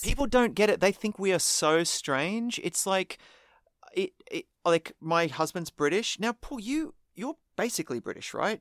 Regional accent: Australia

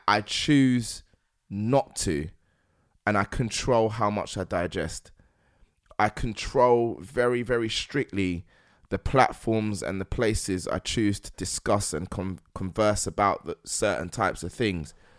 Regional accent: London, United Kingdom; being a Londoner, before being black, Nigerian

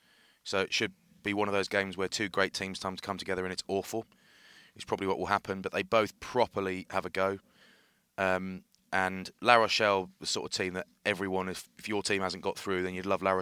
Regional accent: England, United Kingdom; we're English

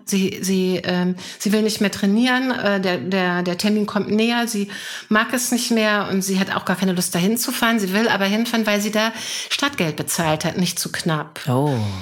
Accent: Hanover, Lower Saxony, Germany; ich komme aus Hannover

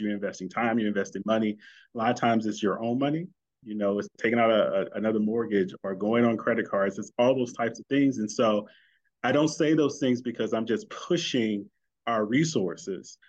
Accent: St. Louis, Missouri, United States; St. Louis, my hometown

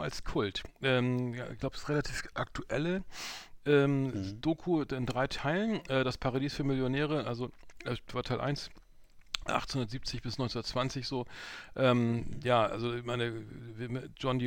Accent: Germany; die man so gar nicht kennt als Europäer oder so als Deutscher

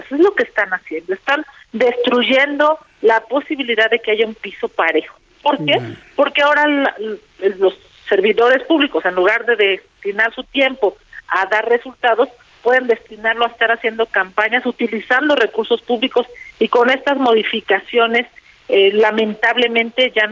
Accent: Mexico; lo que durante muchos años nos ha costado construir como mexicanos y es nuestra democracia

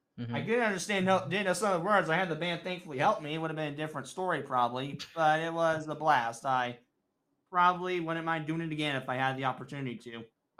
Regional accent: United States; accent: American; I definitely have an American accent.

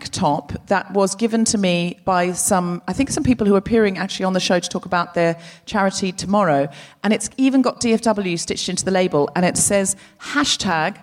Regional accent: Australia; now in United Kingdom; I'm from Australia

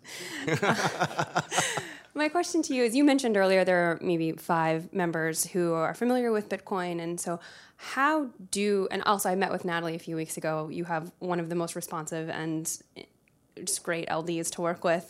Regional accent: South Carolina, United States; moved away; originally from the great state of South Carolina

